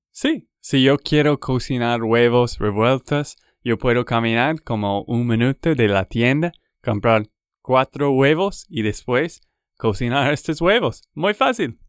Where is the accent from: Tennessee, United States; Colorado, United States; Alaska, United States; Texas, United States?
Texas, United States; now in Colombia; de Texas, Estados Unidos